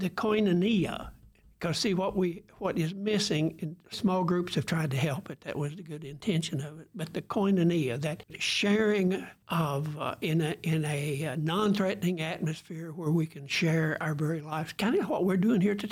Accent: Germantown, United States; moved away; the little rural churches out, like the one I grew up in Germantown

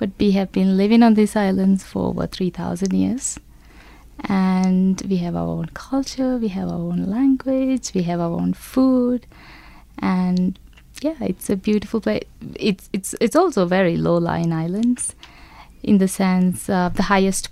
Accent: Maldives; from the Maldives

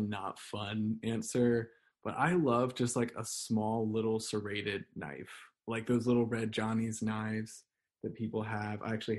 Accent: the South, United States; So I am from the South, and even though my family doesn't come from like any great Southern heritage, where they're not like really connected with it, quote unquote, I do really like to just like cook collard greens and ham hocks.

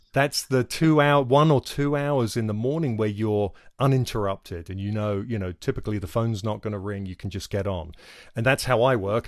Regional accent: England, United Kingdom; moved away as an adult; I come from England, where we had free healthcare

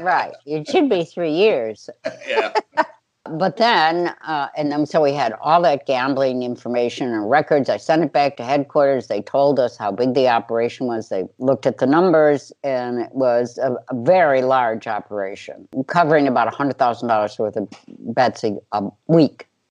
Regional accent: Chicago, Illinois, United States; growing up in Chicago

